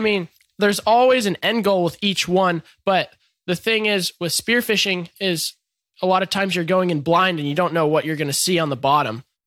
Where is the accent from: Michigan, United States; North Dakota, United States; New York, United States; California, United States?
California, United States; Encinitas; growing up in Encinitas